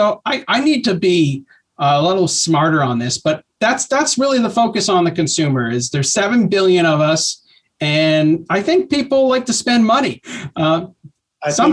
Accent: Canada; as a Canadian

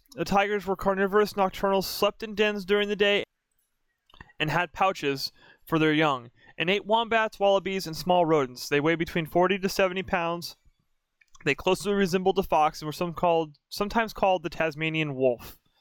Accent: Oregon, United States; moved away; also born or lived in North Carolina; I grew up in Oregon for most of my life. I lived in North Carolina for a few years

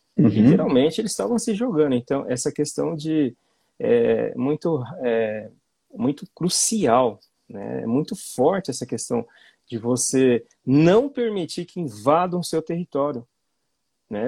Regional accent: Londrina, Paraná, Brazil; Sou de Londrina

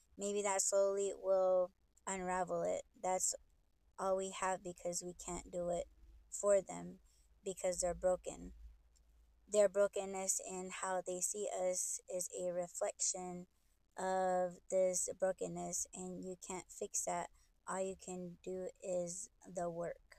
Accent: United States; I'm Native American

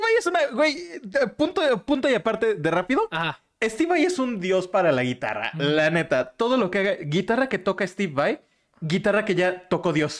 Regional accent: Michoacán, Mexico; moved away; en mi pueblito y Michoacán

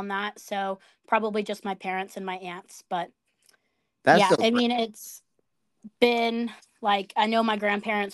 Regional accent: American Falls, Idaho, United States; I am from the American Falls FFA chapter in Idaho

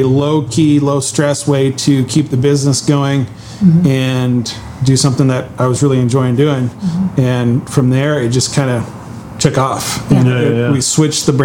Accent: Willamette Valley, Oregon, United States; I grew up here in Oregon in the Willamette Valley

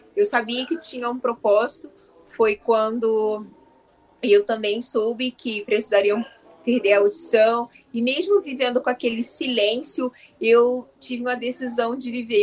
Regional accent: Rio de Janeiro, Brazil; Eu sou do Rio de Janeiro

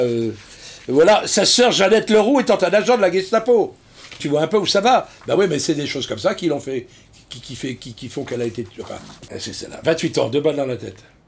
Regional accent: Brittany, France; Je rentre à l'école des mousses de l'Octudie, au Dourdi, chez moi en Bretagne

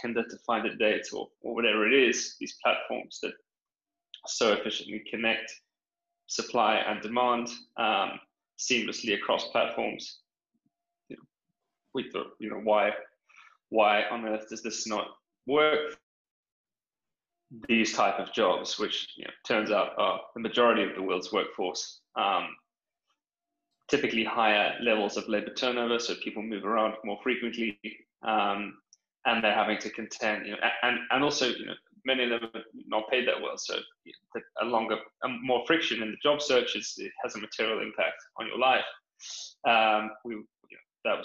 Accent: South Africa; moved away as an adult; also born or lived in United Kingdom; now in London, United Kingdom; I'm from South Africa, grew up out there on a farm, moved to the UK for grad school

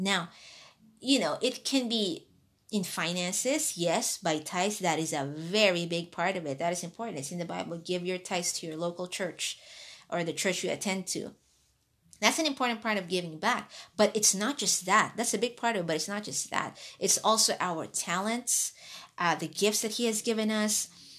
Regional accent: Hong Kong; also born or lived in Philippines; I was born in the Philippines and raised in Hong Kong.

